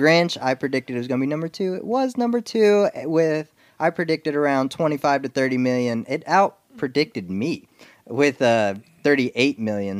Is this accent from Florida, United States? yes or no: no; Indiana, United States; because I'm from Indiana and love basketball.